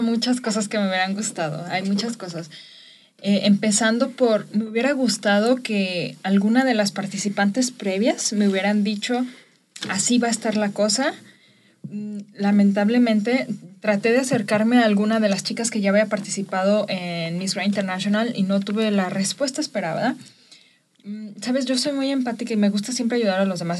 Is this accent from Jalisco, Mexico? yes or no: yes; Chapala, Jalisco, Mexico; soy originaria de Chapala, Jalisco